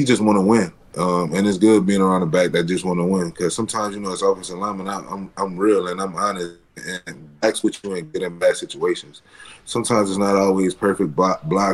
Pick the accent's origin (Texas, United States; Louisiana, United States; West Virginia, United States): Louisiana, United States; New Orleans; I'm from New Orleans.